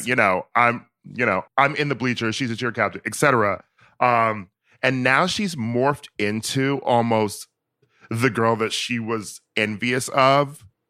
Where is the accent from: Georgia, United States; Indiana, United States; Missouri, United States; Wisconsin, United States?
Wisconsin, United States; I'm from Wisconsin